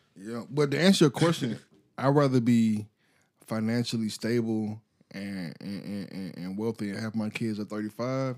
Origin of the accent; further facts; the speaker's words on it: United States; I am American.